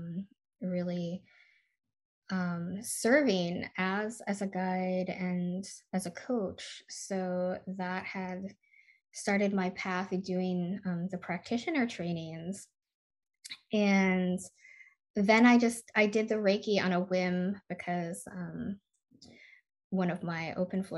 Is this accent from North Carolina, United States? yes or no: no; Michigan, United States; now in California, United States; I grew up in Michigan